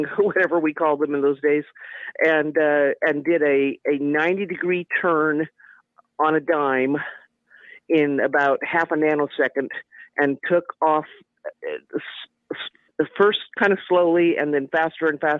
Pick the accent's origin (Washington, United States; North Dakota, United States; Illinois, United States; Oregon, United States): Washington, United States; Seattle; now in Roswell, United States; I grew up in Seattle